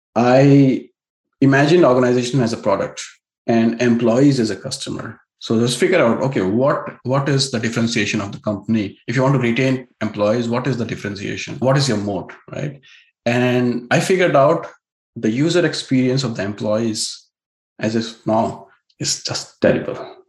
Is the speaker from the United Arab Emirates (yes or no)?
no; India; now in Silicon Valley, United States; an Indian techie with an elite pedigree